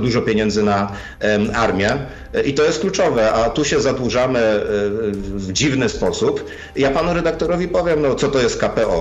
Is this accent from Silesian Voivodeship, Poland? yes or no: yes; Silesian Voivodeship, Poland; u mnie na Śląsku dzieciątko przynosi prezenty pod choinkę